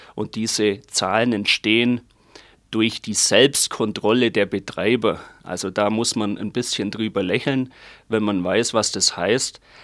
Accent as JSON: {"language": "German", "country": "Germany", "said": "bei uns in Deutschland"}